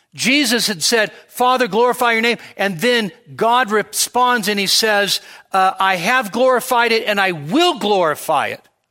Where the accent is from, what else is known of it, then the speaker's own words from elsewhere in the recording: Sacramento, California, United States; growing up in Sacramento